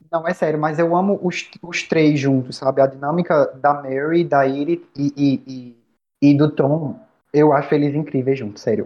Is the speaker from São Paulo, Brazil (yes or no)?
no; Bahia, Brazil; eu sou da Bahia